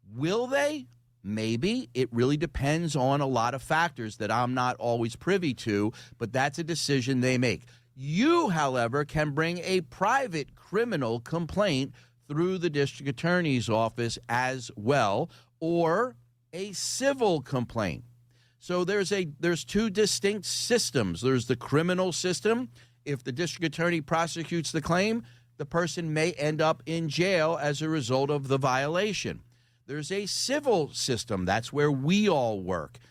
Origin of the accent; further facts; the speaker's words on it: Philadelphia, Pennsylvania, United States; I grew up in a in the Oxford Circle in a row house